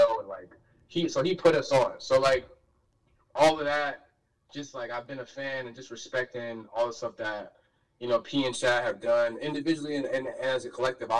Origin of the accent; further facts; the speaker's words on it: Richmond, Virginia, United States; moved away as an adult; now in Philadelphia, United States; I'm born and raised in Richmond, Virginia.